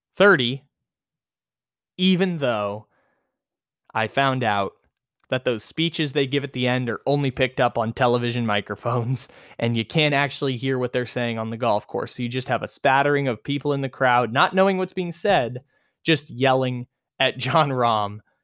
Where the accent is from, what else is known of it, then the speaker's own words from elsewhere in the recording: San Diego, California, United States; moved away as an adult; Torrey Pines, my hometown, I don't live here anymore